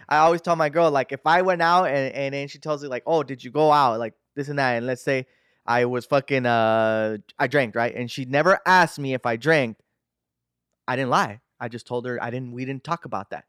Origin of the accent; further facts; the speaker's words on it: United States; I'm a pocho, right? I'm American